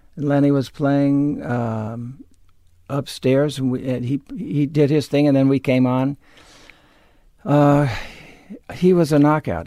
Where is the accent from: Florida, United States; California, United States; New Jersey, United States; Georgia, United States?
California, United States; Los Angeles; I grew up in L A. I'm a native of Los Angeles